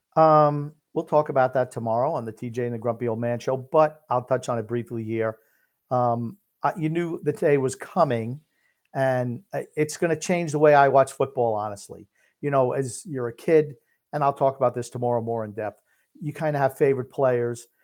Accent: Smithtown, New York, United States; I was born in Smith, uh, uh, Smithtown

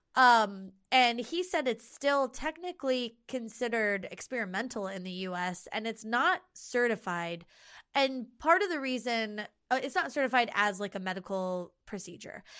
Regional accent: United States; here, this is my native country with my native language and with my family

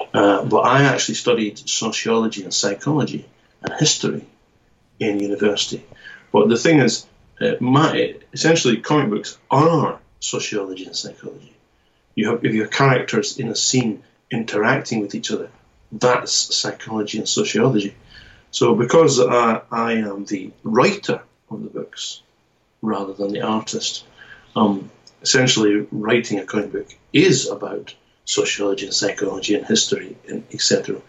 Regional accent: Scotland, United Kingdom; now in Japan; But I'm from the Scottish part of it. And but I'm here in Japan now, so I kind of move between the UK and Japan.

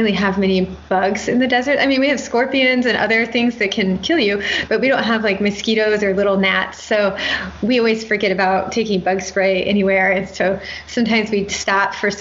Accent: Midwest, United States; moved away; also born or lived in Indiana / Atlanta; So I grew up in the Midwest

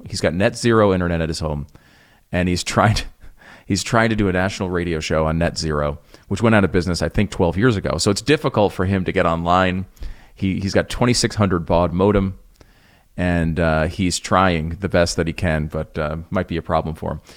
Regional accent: United States; also born or lived in Connecticut / New York; now in Texas, United States; I used to live in the Northeast. I grew up in Connecticut, in New York

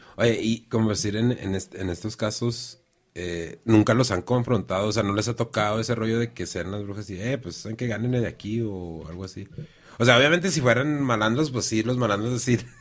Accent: Mexico; yo soy de la Zapata

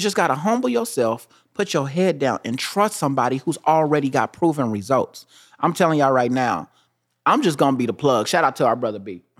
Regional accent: Kansas City, United States; I'm from Kansas City

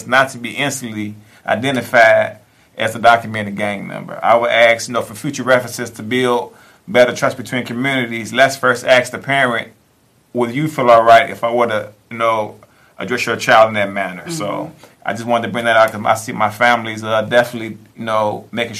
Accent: Englewood, United States; I grew up in Englewood

